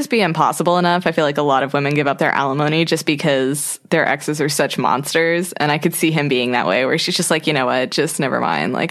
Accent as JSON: {"language": "English", "town": "Savannah", "region": "Georgia", "country": "United States", "said": "and I'm pretty sure because I'm from Savannah that it's like it is just Mexican."}